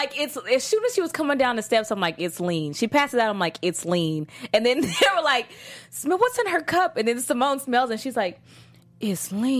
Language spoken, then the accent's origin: English; Texas, United States; I guess it's because I'm from Texas